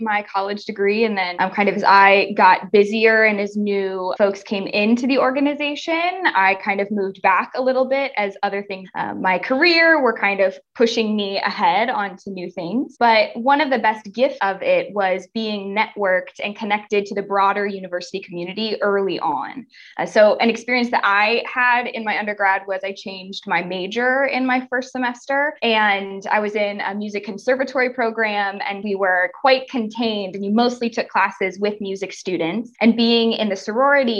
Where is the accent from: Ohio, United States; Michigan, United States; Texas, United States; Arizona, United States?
Ohio, United States; Northwest; I grew up for much of my life in a small town in Northwest Ohio